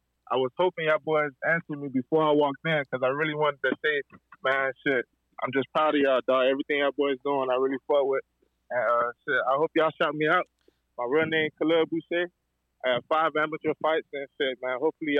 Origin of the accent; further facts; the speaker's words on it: Miami, Florida, United States; I ain't from Broward, but I'm from Miami